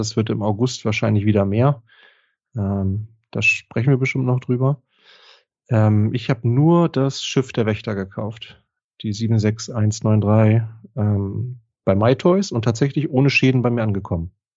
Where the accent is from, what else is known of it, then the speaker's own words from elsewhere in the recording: Northern Germany, Germany; hier bei uns in Norddeutschland